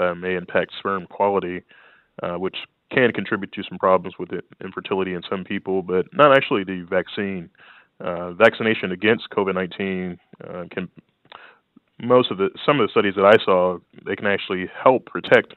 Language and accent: English; Louisiana, United States; my life growing up in Louisiana